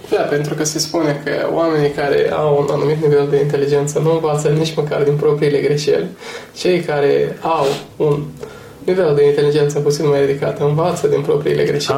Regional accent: Romania; ca și români

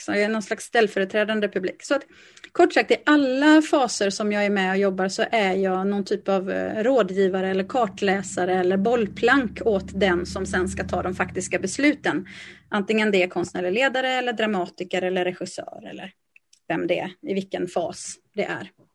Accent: Lysekil, Västra Götaland, Sweden; now in Gothenburg, Sweden; jag är född och uppvuxen i Lysekil

